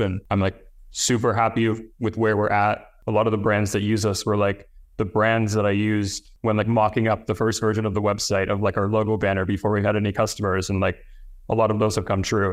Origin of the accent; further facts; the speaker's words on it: near Toronto, Ontario, Canada; moved away as an adult; moved to Toronto, which is the, the closest kind of big city to my hometown